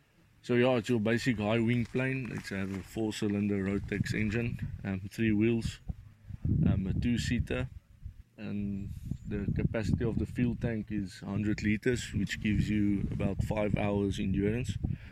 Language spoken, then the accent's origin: English; South Africa; now in Mozambique; I'm a South African currently working in Mozambique